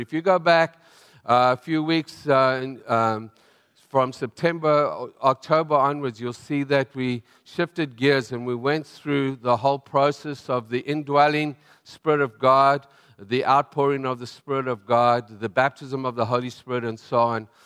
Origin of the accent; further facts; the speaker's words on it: South Africa; moved away; I'm from South Africa